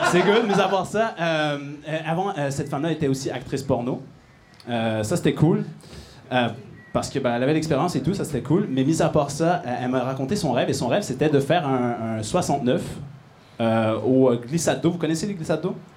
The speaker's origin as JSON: {"language": "French", "town": "Montreal", "region": "Quebec", "country": "Canada", "said": "Bon, comme vous pouvez entendre, je viens de Montréal pour euh, venir faire trois minutes de blague"}